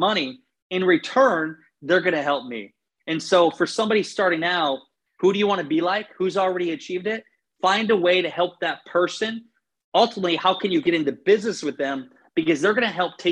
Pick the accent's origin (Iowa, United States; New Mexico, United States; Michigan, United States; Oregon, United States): Iowa, United States; moved away as an adult; now in St. Petersburg, United States; I still love my home state of Iowa